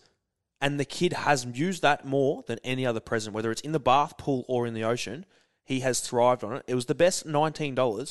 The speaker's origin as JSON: {"language": "English", "region": "Victoria", "country": "Australia", "said": "I'm from Victoria"}